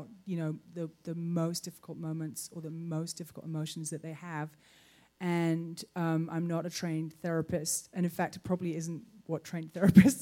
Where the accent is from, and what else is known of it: United Kingdom